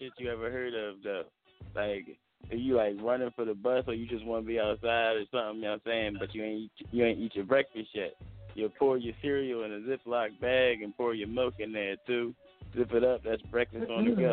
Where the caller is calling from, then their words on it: Philadelphia, Pennsylvania, United States; I'm calling from Philly